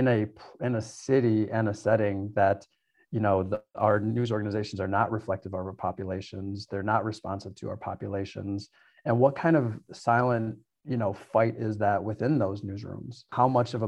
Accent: Milwaukee, Wisconsin, United States; I grew up in Milwaukee, all over the South Side, went to school all around the city

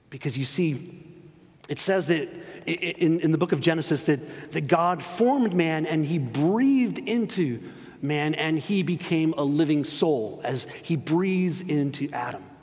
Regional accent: Spain; I grew up in Spain, spent 13 years living there.

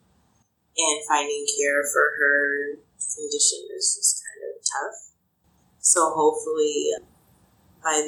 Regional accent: Des Moines, Iowa, United States; I grew up in Des Moines on the northwest side

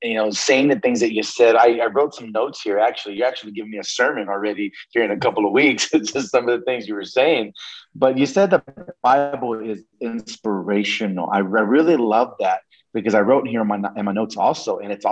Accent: Oklahoma, United States; moved away; also born or lived in New Mexico; I'm originally from Oklahoma, but we actually moved to New Mexico once my parents got that divorce

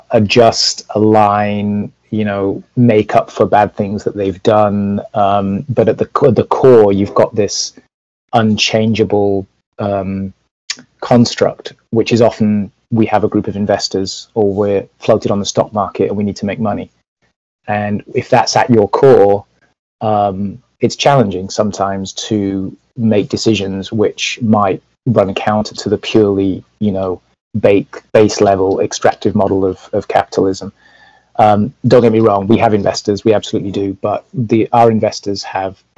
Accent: Leeds, Yorkshire and the Humber, United Kingdom; now in United States; I grew up in Leeds

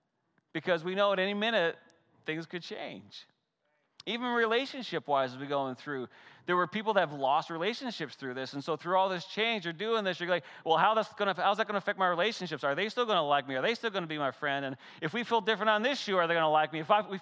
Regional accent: Canada; I grew up in the Great White North, right? And so I remember I couldn't wait for the ponds to freeze over because I love pond hockey.

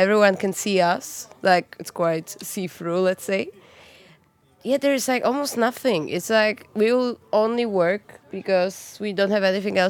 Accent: Gdańsk, Pomeranian Voivodeship, Poland; now in Zurich, Switzerland; I come from Poland, from Gdańsk, which is a city size of Zurich at the coast in the north.

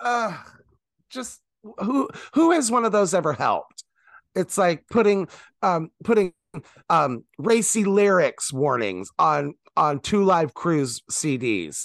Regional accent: Indiana, United States; I grew up in Indiana

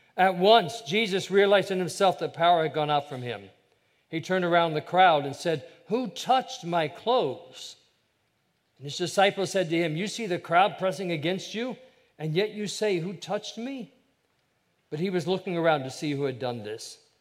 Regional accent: Ohio, United States; I have a younger brother. We grew up in Ohio

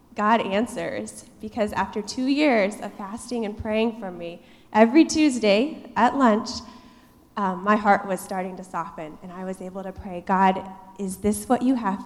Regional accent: Iowa, United States; moved away; I was born and raised in Iowa. The Midwest is my home, and that's just how it is

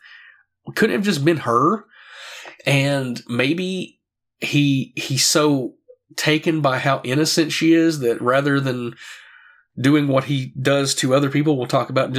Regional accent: the South, United States; now in Tennessee, United States; I'm from the South, I live in Tennessee

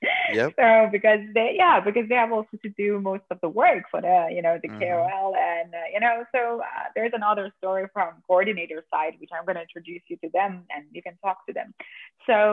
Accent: Austria

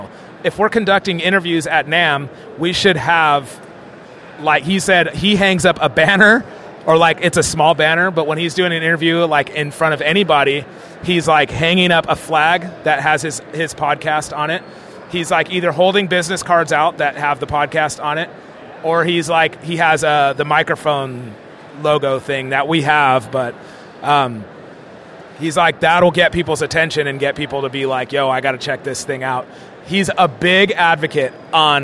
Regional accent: California, United States; we talk naturally because we're from California. Like, dope, fool

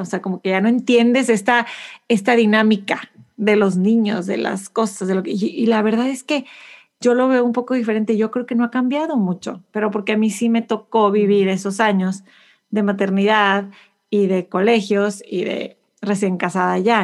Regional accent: Mexico; moved away as an adult; now in Houston, United States; soy mexicana por todas estas razones, aunque ni siquiera vivo

